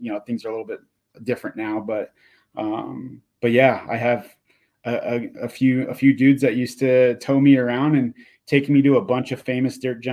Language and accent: English; Inland Empire, California, United States; growing up in the Inland Empire, during that time frame of riding dirt jumps as a BMX rider